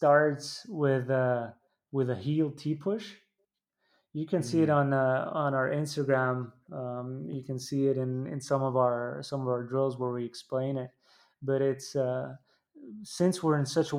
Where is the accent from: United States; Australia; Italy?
Italy; growing up in Italy